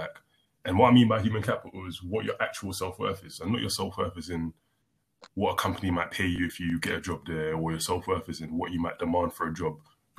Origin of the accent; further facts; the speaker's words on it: London, United Kingdom; also born or lived in United States; I played in Haringey because we're from North.